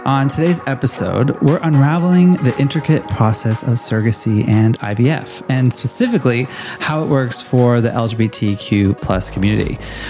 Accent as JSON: {"language": "English", "town": "Los Angeles", "region": "California", "country": "United States", "moved": "yes", "lives_now": "Melbourne, Australia", "said": "I'm from Los Angeles"}